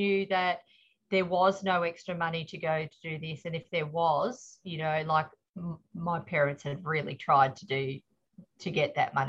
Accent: Wallangi, Victoria, Australia; also born or lived in Melbourne / Seaspray; I was born in Melbourne at Cabrini, but my parents were on a farm in the Valley, in a little place called Wallangi. So it's just outside Woomalang. So Woomalang was my first primary school.

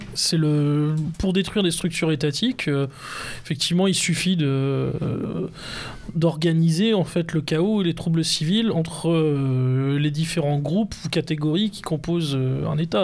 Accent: France; nous sommes français

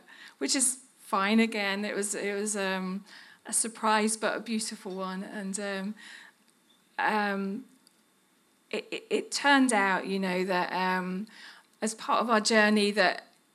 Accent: Birmingham, West Midlands, United Kingdom; accent: Brummie; moved away as an adult; now in Serbia; I was just a Brummie, still am. I dealt with my accent a little bit, but it won't go away completely

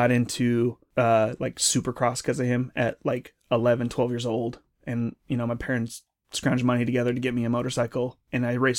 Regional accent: San Francisco, California, United States; born there; So I was born in San Francisco, but my parents grew up in Pacifica, California, which is a coastal town outside of SF, a little bit south.

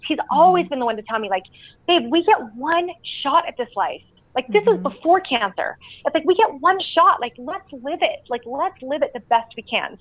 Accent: Canada; moved away as an adult; now in Utah, United States; I grew up in Canada

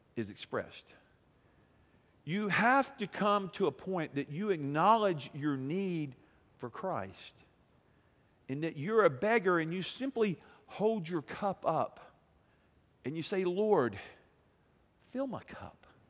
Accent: United States; being an American

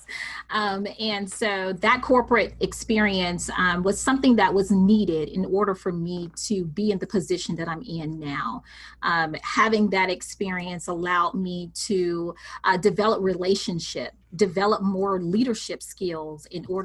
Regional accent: Mississippi, United States; I am a country girl, born and raised in Mississippi

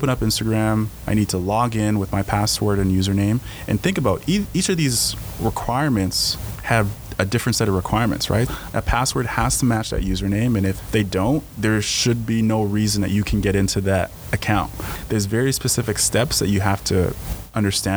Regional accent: Edmonton, Alberta, Canada; I was from Alberta and from Edmonton

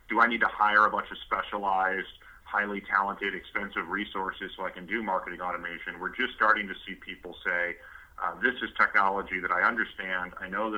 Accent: Midwest, United States; moved away as an adult; now in Bay Area, United States; I grew up in the Midwest, mostly around the auto industry. I've been out in the Bay Area now for about 6 years.

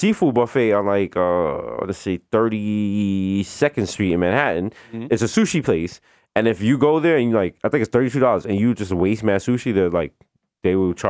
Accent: Jamaica; we're Jamaican.

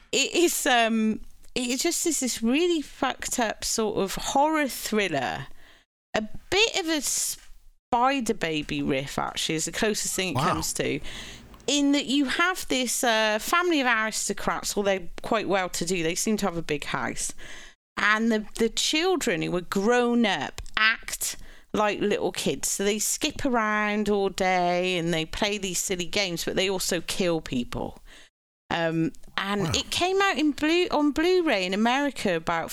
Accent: Cheltenham, South West England, United Kingdom; Cheltenham where I grew up

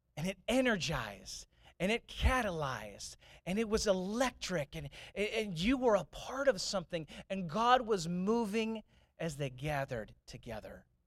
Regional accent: St. Louis, Missouri, United States; when I grew up in St. Louis, I grew up in St. Louis

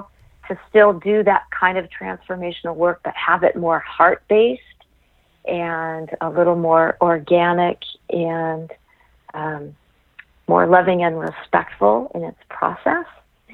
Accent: Los Angeles, California, United States; I was born and raised in Los Angeles.

